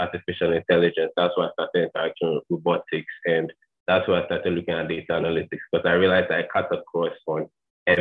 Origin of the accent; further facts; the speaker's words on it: Ghana; I'm Ghanaian, 22, currently in Ghana.